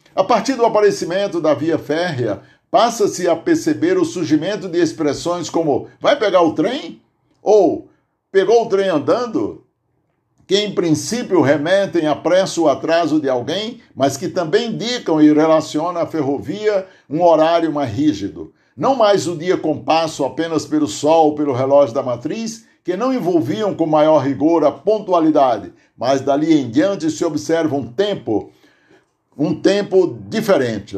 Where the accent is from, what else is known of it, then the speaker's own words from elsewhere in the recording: Aurora, Ceará, Brazil; moved away as an adult; also born or lived in Pernambuco; now in Santo André, Brazil; lá em casa, no sítio Tipi, município de Aurora, Ceará, onde nasci